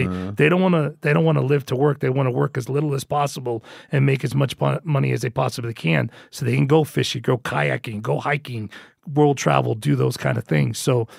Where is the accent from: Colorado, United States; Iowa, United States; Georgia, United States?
Colorado, United States; I'm from Colorado. Grew up and was born and raised in Colorado, and I went to McAllen, Texas.